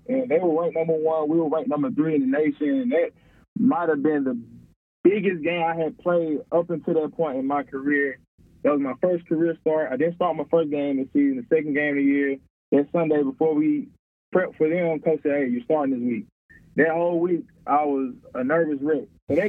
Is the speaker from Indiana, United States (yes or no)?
no; Lena, Mississippi, United States; also born or lived in Birmingham, Alabama; now in Hueytown, Alabama, United States; I'm from Lena, Mississippi. That's where I grew up.